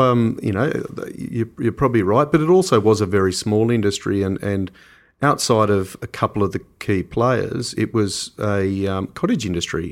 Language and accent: English; Canberra, Australian Capital Territory, Australia; moved away; also born or lived in Hunter Valley, New South Wales / Tasmania; when I was a kid, I grew up in Canberra